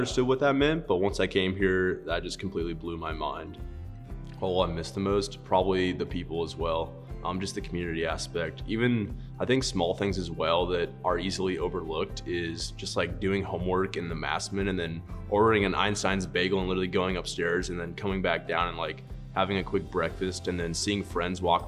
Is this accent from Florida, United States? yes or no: no; Lone Tree, Colorado, United States; I'm from Lone Tree, Colorado, just outside of Denver.